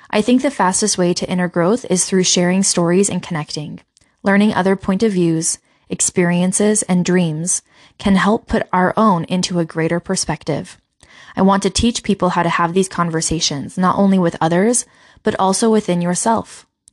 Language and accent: English; Utah, United States; also born or lived in Colorado; I grew up in Utah. I was a lot further south